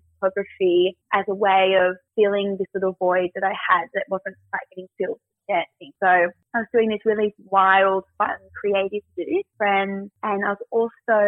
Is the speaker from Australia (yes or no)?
yes; Newcastle, New South Wales, Australia; I grew up in Newcastle